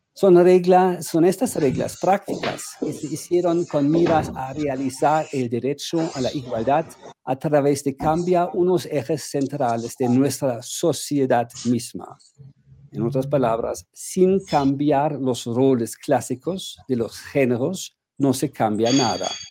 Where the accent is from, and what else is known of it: Germany